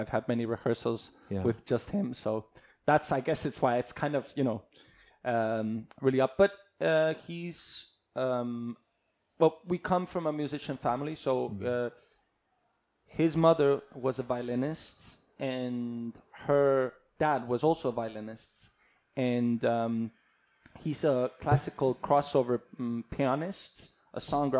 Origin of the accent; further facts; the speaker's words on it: Estonia; also born or lived in California, United States; So I came back. I finished my first grade there.